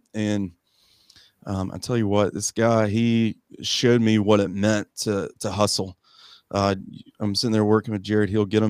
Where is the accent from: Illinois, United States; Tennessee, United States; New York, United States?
Tennessee, United States; Morristown; And one of them was in my hometown of Morristown, Tennessee, ironically.